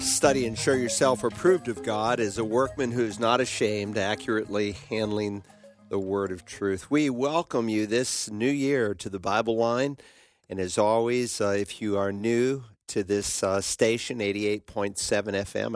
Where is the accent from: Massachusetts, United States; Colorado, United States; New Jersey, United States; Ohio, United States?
Massachusetts, United States; Worcester; my hometown of Worcester, Massachusetts